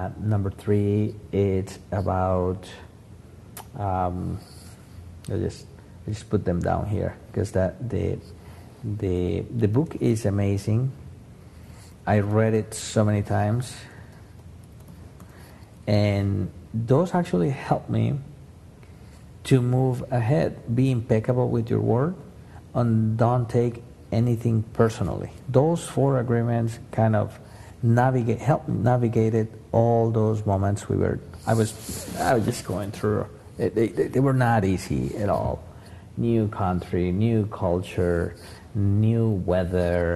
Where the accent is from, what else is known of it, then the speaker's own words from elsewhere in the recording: Colombia; moved away as an adult; I was born in Colombia, kind of tropical.